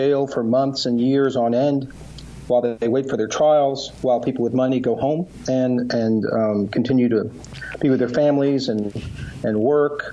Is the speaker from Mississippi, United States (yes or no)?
yes; Mississippi, United States; I'm from Mississippi. My family's from Mississippi